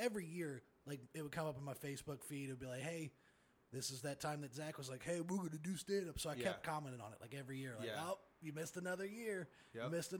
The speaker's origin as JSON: {"language": "English", "town": "Dayton", "region": "Ohio", "country": "United States", "tie": "born or raised there", "also_born_or_lived": "Atlanta, Georgia"}